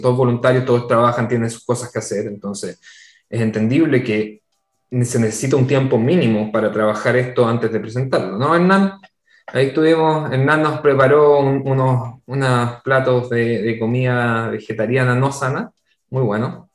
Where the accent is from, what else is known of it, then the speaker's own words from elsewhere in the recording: Chile; moved away; Nosotros, como comunidad de chilenos en el extranjero